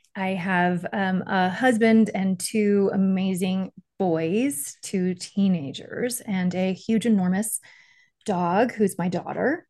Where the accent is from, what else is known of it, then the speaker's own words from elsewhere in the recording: Miami, Florida, United States; I grew up in Miami